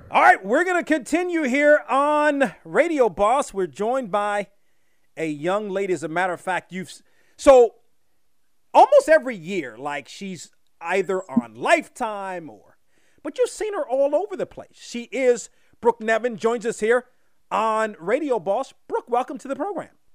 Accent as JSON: {"language": "English", "country": "United States", "tie": "born or raised there", "also_born_or_lived": "Los Angeles", "moved": "yes", "said": "i'm from washington like I, yeah. when i grew up in washington took public transportation all the time"}